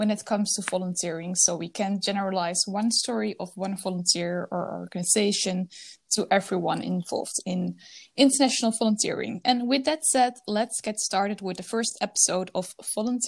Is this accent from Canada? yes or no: no; Netherlands; moved away as an adult; now in Finland; Originally, I'm from the Netherlands, and since October 2020, I live in Finland